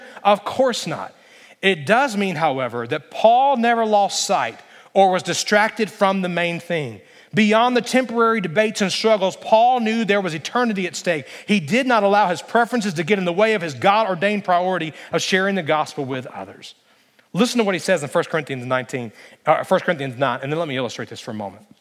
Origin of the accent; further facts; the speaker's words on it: Alabama, United States; moved away as an adult; also born or lived in Christiansburg, Virginia / Lynchburg, Virginia; I'm from Alabama